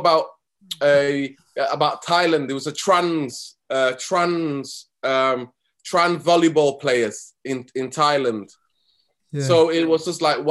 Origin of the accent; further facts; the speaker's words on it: Manchester, North West England, United Kingdom; also born or lived in Somalia; I came here when I was 9 to Manchester. I grew up in South Central Manchester